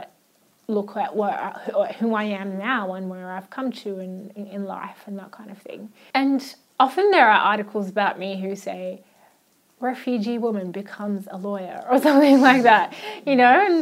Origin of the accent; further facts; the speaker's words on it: Australia; first language Arabic; English is a second language; also born or lived in Iraq; growing up in Australia